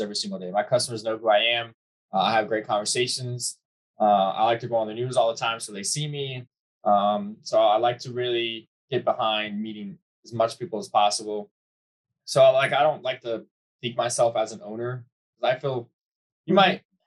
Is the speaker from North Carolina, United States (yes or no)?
no; Charleston, South Carolina, United States; moved away as an adult; now in Virginia Beach, United States; I'm from Charleston, South Carolina